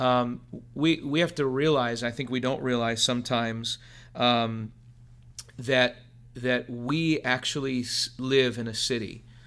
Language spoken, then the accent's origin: English; Philadelphia, Pennsylvania, United States; we're from Philadelphia